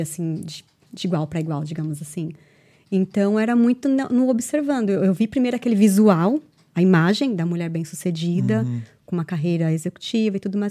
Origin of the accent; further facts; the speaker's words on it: Brazil; moved away as an adult; now in Ireland; quando eu saí uhum. do, do, Brasil pra, pra Irlanda, quando eu decidi vir pra Irlanda